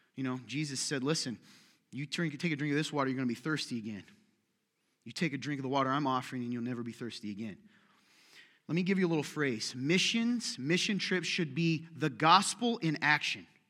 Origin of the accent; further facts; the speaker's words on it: United States; I was raised in America, U S, same as you, a small town, seventeen years of my life